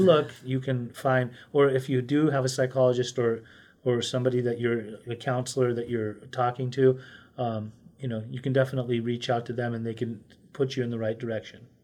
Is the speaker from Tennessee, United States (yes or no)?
no; Utah, United States; I grew up in Utah